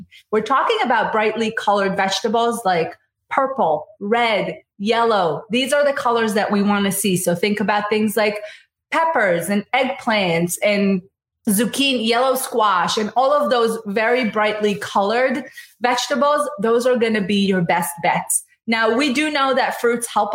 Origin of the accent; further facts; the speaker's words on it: Israel; now in United States; And I'm from Israel, so I know a good amount about the Mediterranean diet